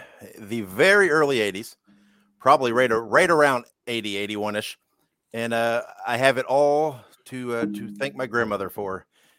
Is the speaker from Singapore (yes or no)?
no; Central Indiana, United States; And I was born and raised in Central Indiana